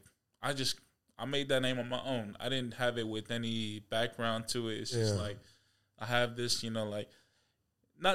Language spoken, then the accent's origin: English; Spanaway, Washington, United States; also born or lived in Olympia, Washington / Lakewood, Washington; I grew up in Spanaway, Washington